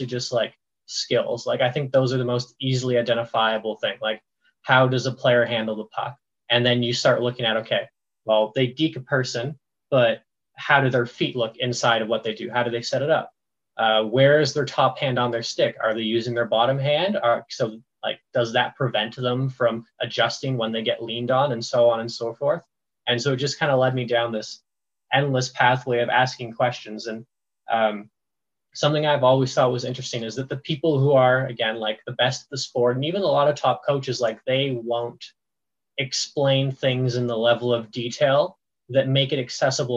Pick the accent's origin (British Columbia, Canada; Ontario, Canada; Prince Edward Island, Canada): Ontario, Canada; I grew up in the middle of Hockeyville, Ontario